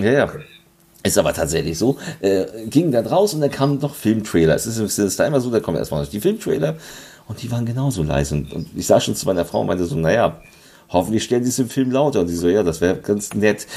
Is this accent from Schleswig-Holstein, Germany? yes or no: yes; Lübeck, Schleswig-Holstein, Germany; Lübeck, also meiner Heimatstadt.